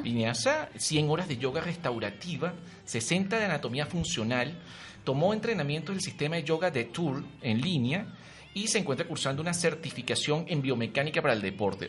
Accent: Maracay, Aragua, Venezuela; born or raised there; also born or lived in Caracas; now in Mexico City, Mexico

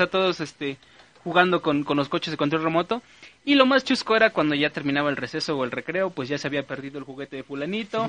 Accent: State of Mexico, Mexico; now in Tlaxiaco, Mexico; yo no soy de aquí de Tlaxiaco yo vengo, soy oriundo del, Estado de México, y pues, y pues, ajá, chilango a fin de cuentas

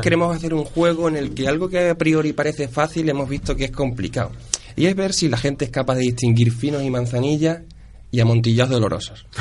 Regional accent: Ciudad Real, Castilla-La Mancha, Spain; moved away as an adult; also born or lived in Córdoba / Huesca / Cáceres; now in Seville, Spain; Yo soy manchego, yo soy de Ciudad Real

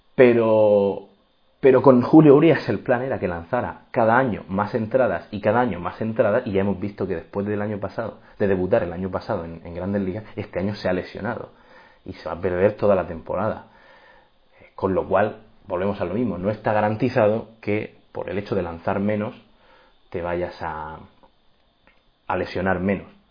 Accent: Murcia, Region of Murcia, Spain; moved away as an adult; also born or lived in Los Angeles, United States / Texas, United States; soy de Murcia, actualmente estoy en España

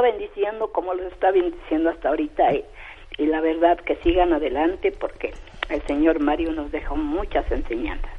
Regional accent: Sierra Negra de Puebla, Mexico; born or raised there; moved away

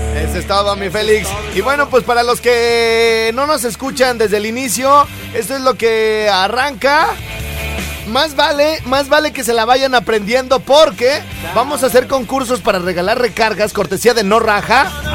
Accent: Jardines del Rincón, Michoacán, Mexico; de donde yo soy, güey, de Jardines del Rincón

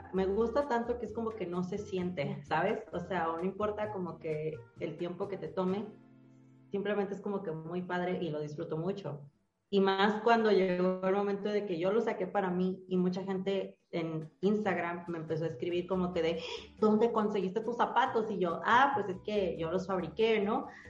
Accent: Mexico; soy mexicano

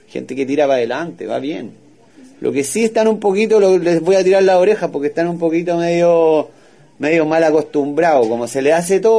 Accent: Santiago, Santiago Metropolitan Region, Chile; Yo soy de Santiago de Chile, la capital.

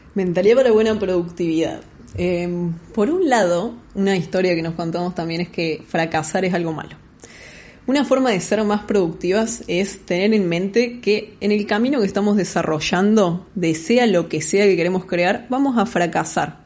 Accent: Córdoba, Argentina; moved away as an adult; now in Buenos Aires, Argentina; argentina cordobesa, viviendo en Buenos Aires hace seis años aproximadamente

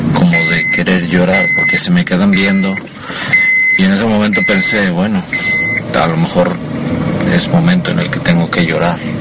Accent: Monterrey, Nuevo León, Mexico; yo soy de Monterrey, Nuevo León

